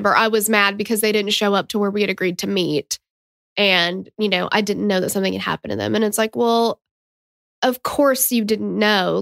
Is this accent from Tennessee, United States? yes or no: yes; Tennessee, United States; we're from Tennessee